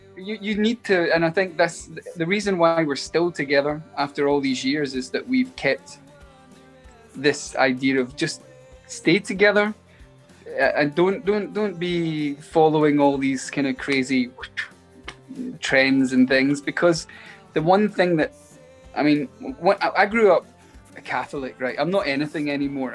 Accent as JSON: {"language": "English", "town": "Glasgow", "region": "Scotland", "country": "United Kingdom", "moved": "yes", "lives_now": "Los Angeles, United States", "said": "we're Scottish"}